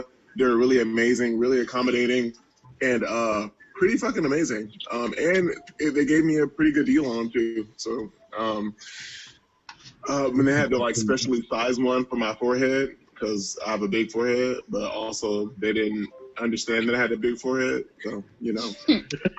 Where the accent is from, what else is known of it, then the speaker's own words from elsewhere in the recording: Georgia, United States; moved away; back in Georgia, I'm originally from Georgia